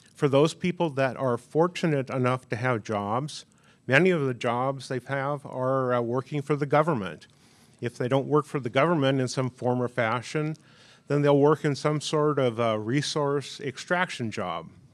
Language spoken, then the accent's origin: English; Anchorage, Alaska, United States; also born or lived in Kodiak, Alaska; I grew up here in Anchorage